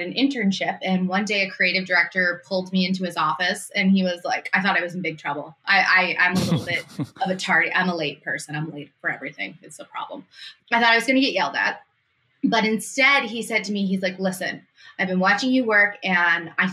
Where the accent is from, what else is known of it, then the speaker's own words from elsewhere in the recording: Massachusetts, United States; also born or lived in New York City; I moved from New York City back to Massachusetts. I'm from Massachusetts originally.